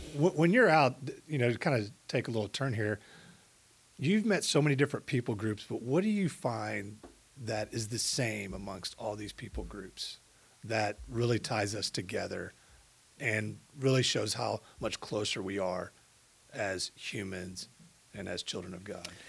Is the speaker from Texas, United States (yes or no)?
yes; Katy, Texas, United States; I grew up in Katy at a time when it was very small compared to what it was today.